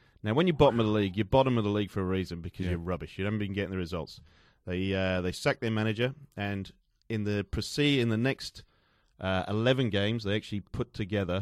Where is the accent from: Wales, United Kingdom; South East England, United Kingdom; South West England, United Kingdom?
Wales, United Kingdom; Newport; where I'm from Newport in South Wales